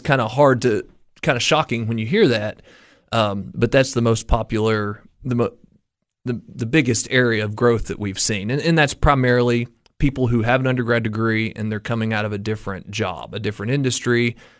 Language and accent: English; Coalfield, Tennessee, United States; moved away as an adult; also born or lived in Cookeville, Tennessee; all the way back to Morgan County, to my hometown